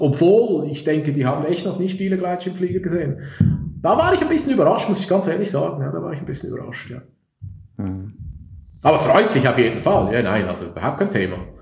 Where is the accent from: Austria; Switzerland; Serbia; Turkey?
Switzerland; Zürich; Ich bin Zürcher. Ich komme aus der Stadt Zürich